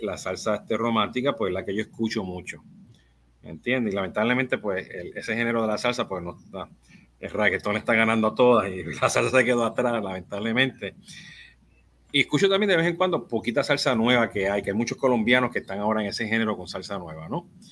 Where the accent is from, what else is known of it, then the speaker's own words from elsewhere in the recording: Puerto Rico; Yo soy boricua